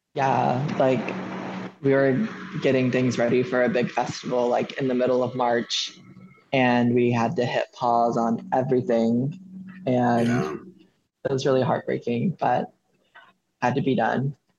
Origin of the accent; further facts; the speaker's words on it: Austin, Texas, United States; moved away as an adult; now in Nashville, United States; I'm from Austin, Texas